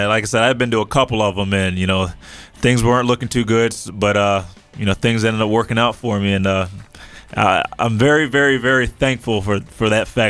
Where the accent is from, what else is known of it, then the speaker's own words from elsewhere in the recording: Princeton, New Jersey, United States; I'm originally from Princeton